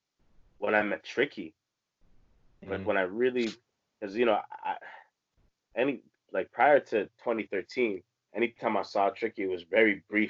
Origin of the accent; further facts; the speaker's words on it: Toronto, Ontario, Canada; People probably wouldn't assume I was from Toronto because I don't talk like a typical Toronto man, you know. But like there's actually people that in Toronto, I'm not kidding, I'll meet from my childhood